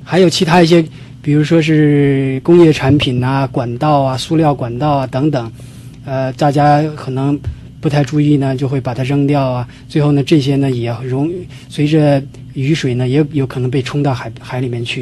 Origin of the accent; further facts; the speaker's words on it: China; moved away as an adult; now in United States; 我是来自中国大陆毕业于中国科学院，来美国有十多年了